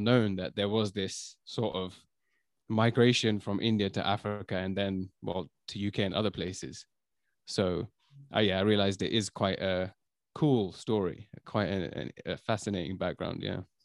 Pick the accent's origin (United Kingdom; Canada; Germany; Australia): United Kingdom; London; also born or lived in China; I was born in London